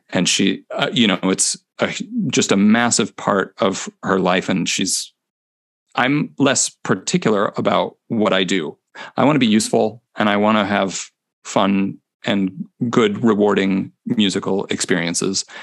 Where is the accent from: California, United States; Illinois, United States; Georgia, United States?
Illinois, United States; near Chicago; moved away as an adult; also born or lived in Cincinnati, Ohio / Houston, Texas / Honolulu, Hawaii / Corpus Christi, Texas; now in Minneapolis, United States; I'm from the Midwest